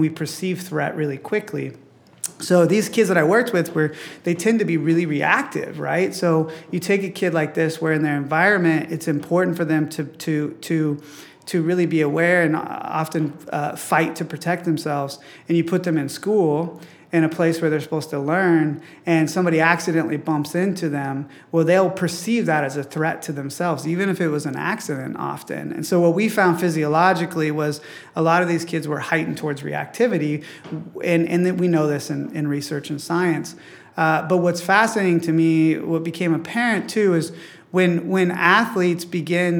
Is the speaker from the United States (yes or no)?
yes; Midwest, United States; growing up in the Midwest where sports was so celebrated